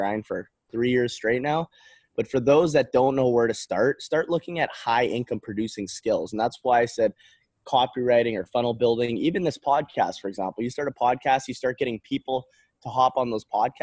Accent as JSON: {"language": "English", "country": "Canada", "tie": "born or raised there", "moved": "yes", "said": "I grew up in Canada. I'm not from the United States."}